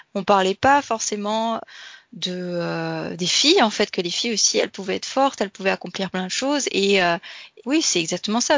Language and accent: French; France; j'ai grandi en France